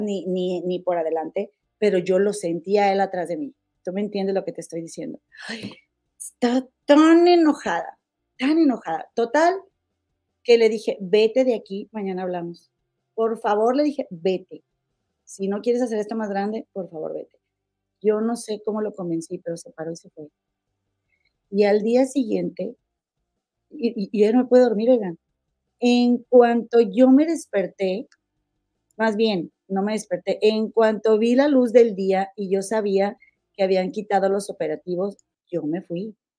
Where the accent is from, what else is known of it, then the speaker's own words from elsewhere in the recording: Mexico; nosotros como mexicanos